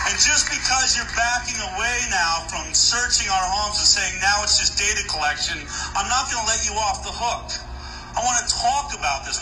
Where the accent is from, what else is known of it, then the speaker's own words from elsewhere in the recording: United States; I'm an American.